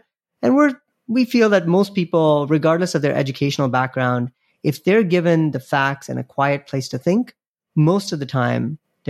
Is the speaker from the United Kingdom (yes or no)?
no; Nigeria; I grew up in Nigeria, of all places, and my dad, we would get a couple of newspapers delivered to our house every day.